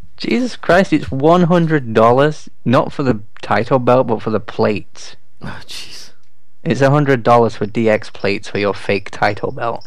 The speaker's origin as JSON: {"language": "English", "region": "England", "country": "United Kingdom", "said": "I'm English"}